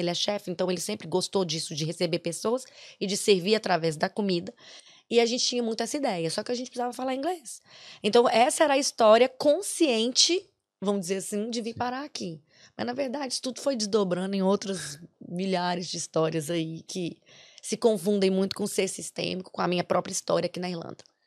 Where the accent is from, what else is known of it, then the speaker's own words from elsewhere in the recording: Brazil; moved away as an adult; now in Ireland; nós viemos do Brasil para cá